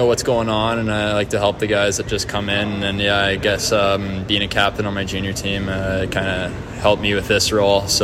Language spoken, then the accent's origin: English; Alberta, Canada; I'm from Alberta